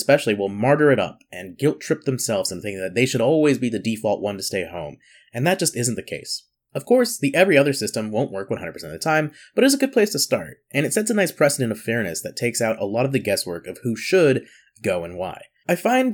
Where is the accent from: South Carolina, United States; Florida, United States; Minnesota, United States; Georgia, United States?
South Carolina, United States; growing up in South Carolina